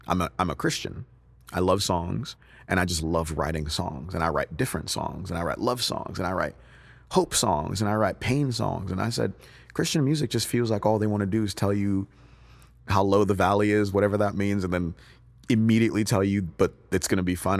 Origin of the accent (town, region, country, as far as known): United States; born or raised there; also born or lived in Nigeria